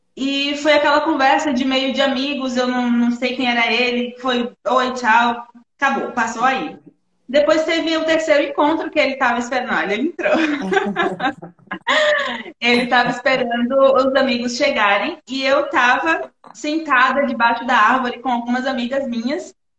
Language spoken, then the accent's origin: Portuguese; Feira de Santana, Bahia, Brazil; moved away as an adult; also born or lived in Salvador; Eu sou natural da Bahia, Feira Santana, Bahia